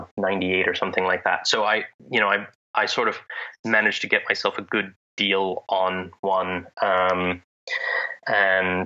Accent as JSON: {"language": "English", "region": "Pennsylvania", "country": "United States", "tie": "born or raised there", "also_born_or_lived": "Italy", "said": "In Pennsylvania, where I grew up"}